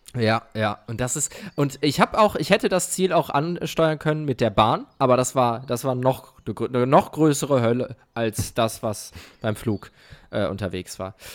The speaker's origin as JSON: {"language": "German", "town": "Mayen", "region": "Rhineland-Palatinate", "country": "Germany", "tie": "born or raised there", "moved": "yes", "said": "meine Heimat ist Mayen"}